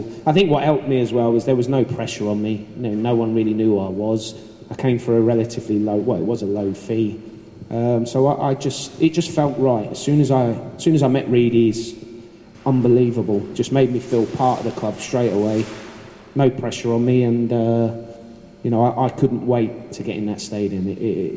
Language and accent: English; Stevenage, East of England, United Kingdom; moved away as an adult; my hometown, Stevenage